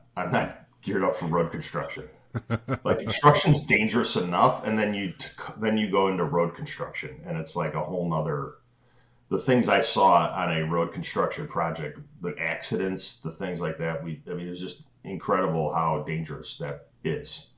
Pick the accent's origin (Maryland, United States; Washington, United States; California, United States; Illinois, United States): Illinois, United States; Chicago; born and raised in Chicago.